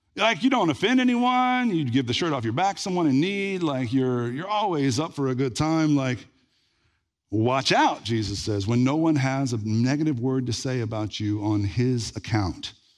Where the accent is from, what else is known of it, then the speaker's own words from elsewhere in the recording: Red Lick, Texas, United States; when I was growing up in Red Lake